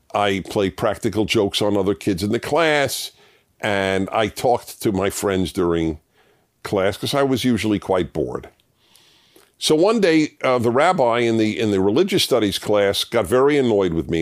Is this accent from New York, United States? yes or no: yes; New York City, New York, United States; moved away as an adult; I come from New York, and I, I lived in three of the five boroughs in the, till, until I was twenty-five